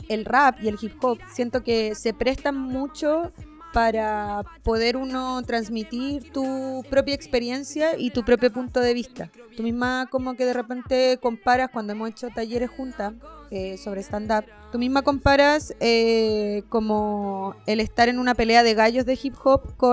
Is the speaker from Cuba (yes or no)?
yes; Cuba; now in Chile; otras personas cubanas, entonces no había nadie eh, con quién compartir mi cultura, perdí al tiro mi acento.